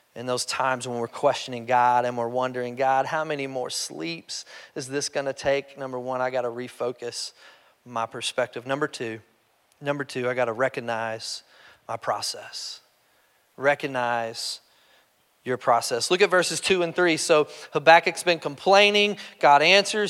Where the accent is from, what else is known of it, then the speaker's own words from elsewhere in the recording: Kentucky, United States; I'm just from Kentucky